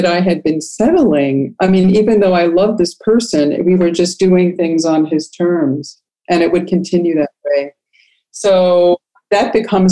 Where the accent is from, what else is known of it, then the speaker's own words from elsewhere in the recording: Long Island, New York, United States; moved away; I'm a native New Yorker. I grew up on Long Island and then moved upstate with my parents.